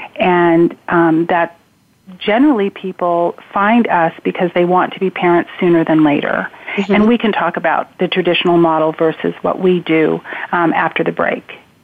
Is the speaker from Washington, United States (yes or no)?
yes; Spokane, Washington, United States; I was raised in Spokane, Washington